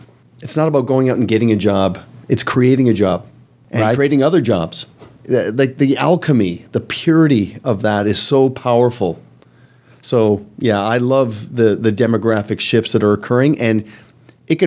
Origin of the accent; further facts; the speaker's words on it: Canada; I'm Canadian